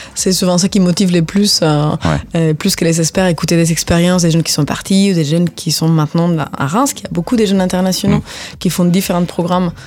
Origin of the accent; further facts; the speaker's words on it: Spain; French is a second language; moved away as an adult; also born or lived in Finland / Ireland; now in France; moi, je suis espagnole, donc j'habitais en Espagne